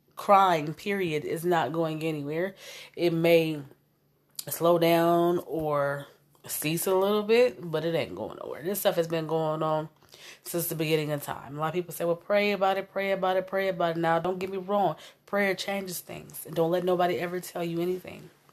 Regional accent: Omaha, Nebraska, United States; I came from North Omaha

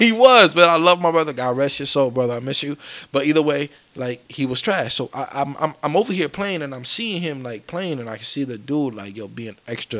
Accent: Rochester, New York, United States; We were raised from Avenue D on down, where it was bad

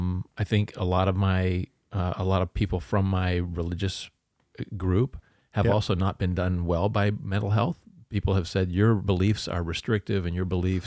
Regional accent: Canada; because I grew up in Canada.

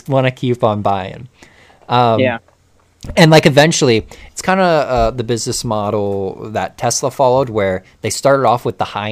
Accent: United States; growing up around Amish country

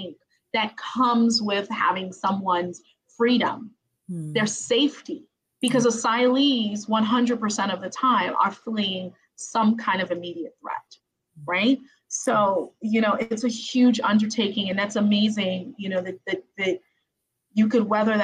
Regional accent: Haiti; moved away; mine are from Haiti. And I was born in Haiti too

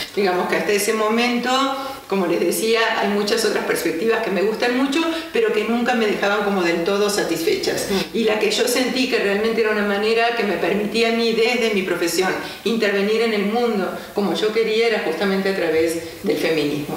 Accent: Argentina; moved away as an adult; en Argentina, que es de donde soy originaria

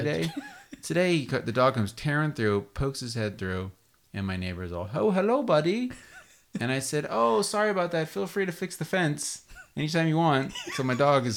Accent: Las Vegas, Nevada, United States; now in California, United States; when I was a kid growing up in Las Vegas

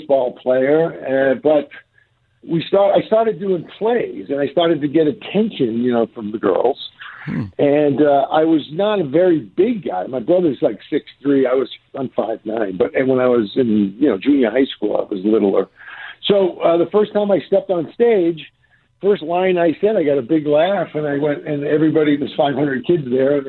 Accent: Somerville, Massachusetts, United States; moved away; also born or lived in New York; I grew up in Somerville, Massachusetts, which is just about a mile outside of Boston.

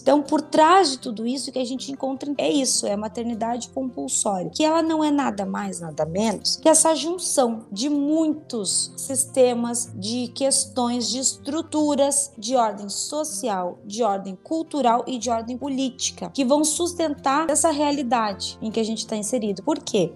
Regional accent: Rio Grande do Sul, Brazil; eu sou aqui do, do Rio Grande do Sul

